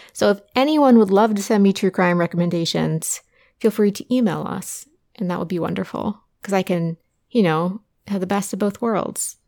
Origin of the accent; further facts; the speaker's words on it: Southern Ohio, United States; I grew up in Southern Ohio